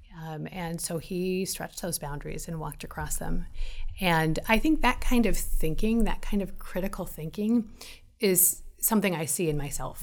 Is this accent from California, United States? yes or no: yes; Los Angeles, California, United States; I grew up in Los Angeles